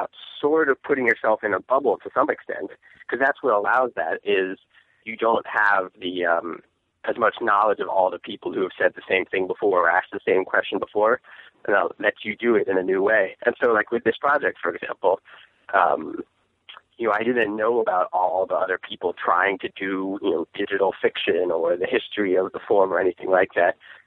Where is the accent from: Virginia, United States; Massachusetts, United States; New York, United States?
Virginia, United States; Northern; moved away as an adult; now in San Francisco, United States; I'm from Northern Virginia, like the suburbs of D.C., just general suburbia.